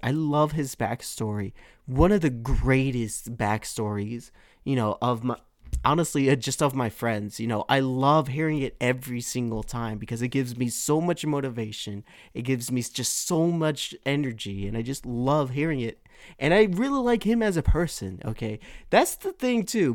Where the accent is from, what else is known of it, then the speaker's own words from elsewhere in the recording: Milpitas, California, United States; my hometown of Milpitas that I'm in right now